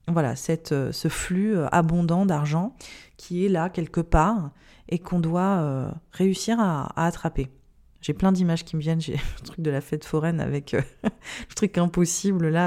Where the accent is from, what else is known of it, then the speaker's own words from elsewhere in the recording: India; C'est que j'ai grandi en Inde, j'ai été témoin en fait euh, d'une pauvreté, je pense, qui, n'est pas imaginable en France